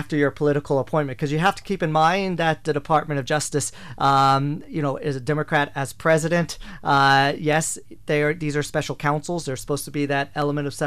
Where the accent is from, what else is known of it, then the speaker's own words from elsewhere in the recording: Burlington, Iowa, United States; moved away as an adult; now in Ireland; my hometown of Burlington